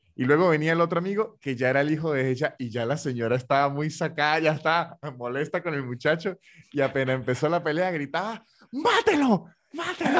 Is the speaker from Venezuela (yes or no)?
yes; Venezuela; now in Argentina